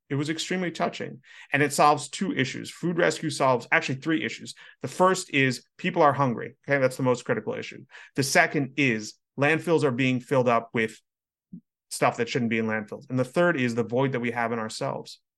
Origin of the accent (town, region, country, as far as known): United States